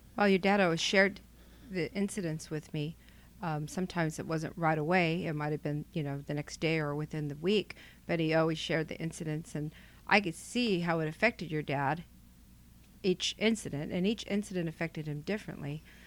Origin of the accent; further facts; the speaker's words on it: Selma, California, United States; moved away as an adult; now in Clovis, United States; I'm from Selma, and that's where Station eighty-three was located. Come from a very close-knit, big, huge, loud family.